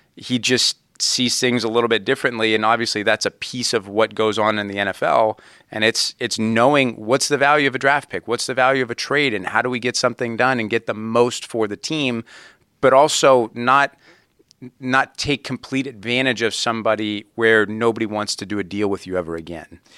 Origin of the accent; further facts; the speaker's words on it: Youngstown, Ohio, United States; growing up in Youngstown, you know, the Browns and the Steelers are the two big teams in Youngstown, Ohio.